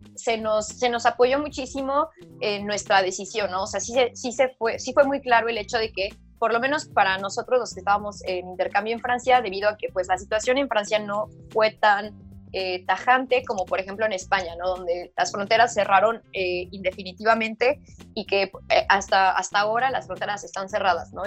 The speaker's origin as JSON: {"language": "Spanish", "country": "Mexico", "said": "que soy mexicana"}